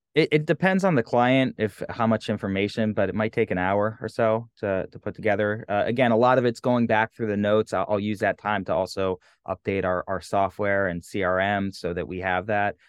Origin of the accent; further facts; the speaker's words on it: New England, United States; I'm from New England